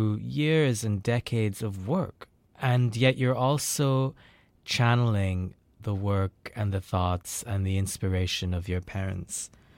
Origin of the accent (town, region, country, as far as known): India; now in United States